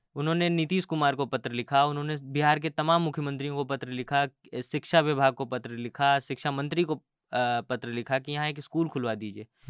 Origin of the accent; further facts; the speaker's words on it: Mirzapur, Uttar Pradesh, India; मैं मैं जिस जगह से आता हूँ मैं हम्म। मिर्ज़ापुर से आता हूँ उत्तर हम्म। प्रदेश के